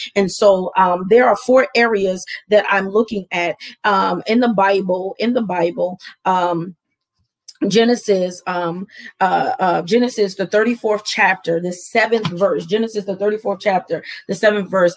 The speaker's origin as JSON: {"language": "English", "town": "Camden", "region": "New Jersey", "country": "United States", "tie": "born or raised there", "moved": "yes", "said": "I'm going back to my hometown because that's where I'm born and raised. I'm Camden strong"}